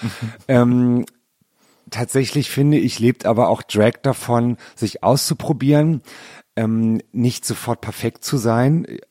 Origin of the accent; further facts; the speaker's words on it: Berlin, Germany; Also ich bin ja in Berlin geboren